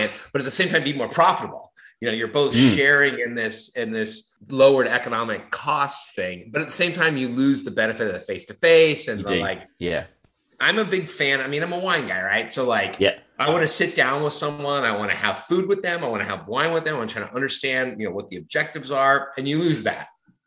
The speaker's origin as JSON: {"language": "English", "region": "Southern California", "country": "United States", "tie": "born or raised there", "moved": "as an adult", "lives_now": "East Coast, United States", "said": "I grew up in Southern California, just a little south of Los Angeles, in a little beach community"}